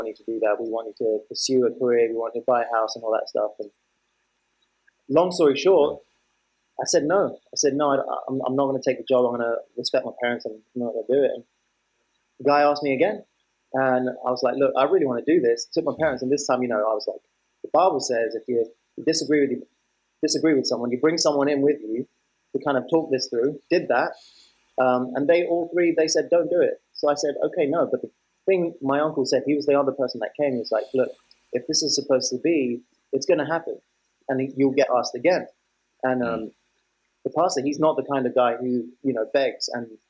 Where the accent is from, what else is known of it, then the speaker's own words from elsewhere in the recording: London, United Kingdom; I was born in 91 in a place called Tooting in South London. So I'm born and raised in London.